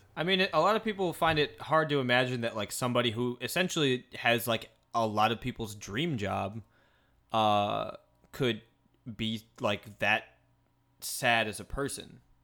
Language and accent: English; Midwest, United States; moved away; I'm from the Midwest.